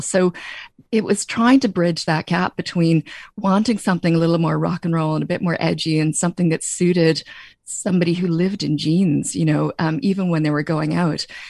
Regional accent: Canada; moved away as an adult; now in Ireland; my twang is that I grew up in Canada, but my mom came back to Ireland in ninety-three

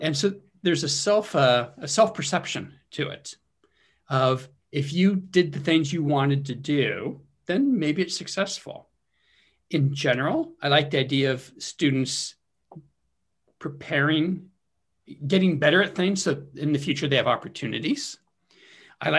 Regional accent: California, United States; moved away as an adult; also born or lived in Wisconsin; now in Connecticut, United States; I grew up in California

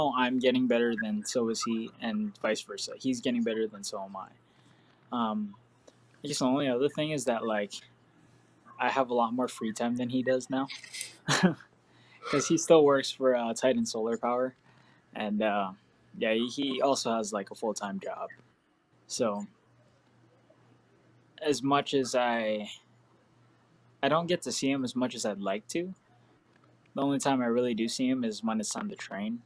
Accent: Hawaii, United States; moved away; growing up in Hawaii

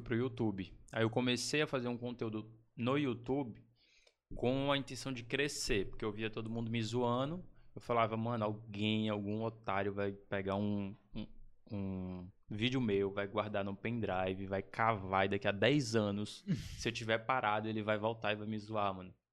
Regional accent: Chapadinha, Maranhão, Brazil; Nasci, cara, em Chapadinha, Maranhão

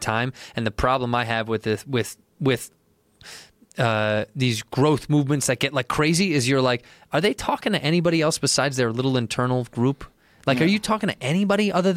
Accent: Chicago, Illinois, United States; I identify as an Irish, Italian, straight white male from Chicago

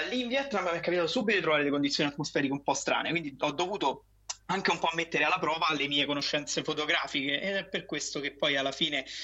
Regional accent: Rome, Lazio, Italy; moved away as an adult; io sono di Roma, Ah, nato romano. e vissuto a Roma fino ai vent'anni.

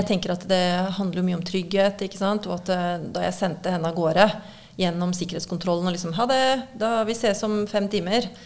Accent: Kolbotn, Akershus, Norway; moved away as an adult; also born or lived in Ibiza, Spain; now in Spain; jeg vokste opp på Kolbotn

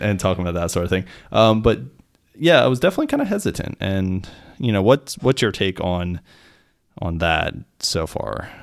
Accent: Pennsylvania, United States; I'm American. I was in the military. Like, I was raised here, like, in, in America and Pennsylvania

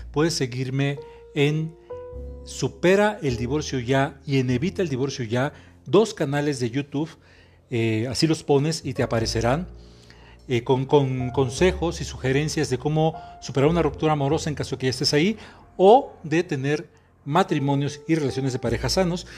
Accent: Mexico; soy terapeuta mexicano

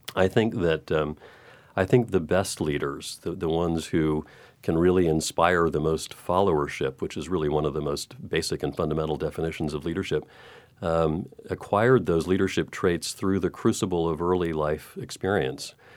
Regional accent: Texas, United States; moved away; I grew up in Texas

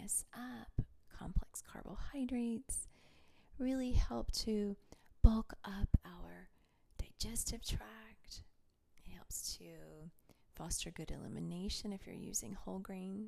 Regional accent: Tennessee, United States; moved away; I grew up in Tennessee

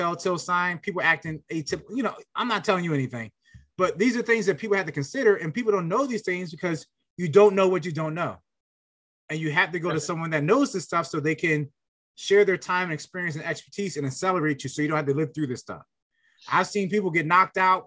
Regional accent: Philadelphia, Pennsylvania, United States; I was very anti-gun growing up in Philly

